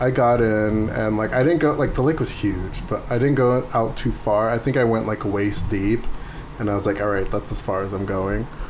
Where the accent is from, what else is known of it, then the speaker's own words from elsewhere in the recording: San Diego, California, United States; I'm from San Diego